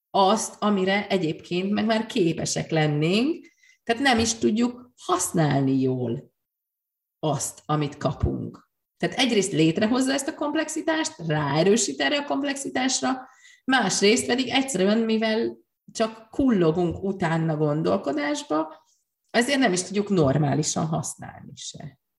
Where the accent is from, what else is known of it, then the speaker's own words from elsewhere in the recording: Hungary; also born or lived in Great Britain; csak én vagyok magyarként az egyetlen